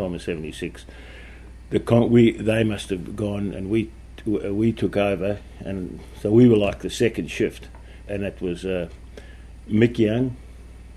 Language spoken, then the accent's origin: English; South Africa; moved away as an adult; also born or lived in Britain / Adelaide; now in Melbourne, Australia; I was born in Britain and I grew up in South Africa, and I left there when I was 23 years old.